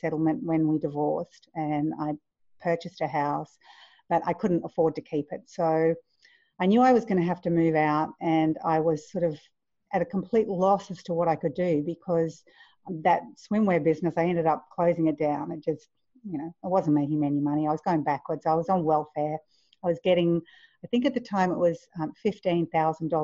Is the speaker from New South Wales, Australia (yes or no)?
no; Queensland, Australia; also born or lived in Victoria, Australia; I moved from Victoria to Queensland, nice and tropical, beautiful, went to high school